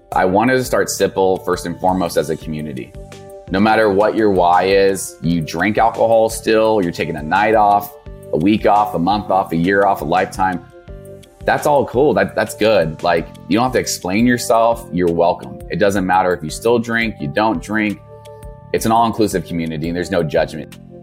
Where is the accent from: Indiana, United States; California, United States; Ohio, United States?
California, United States; Napa; I grew up in Northern California by Napa Valley, um, old Napa area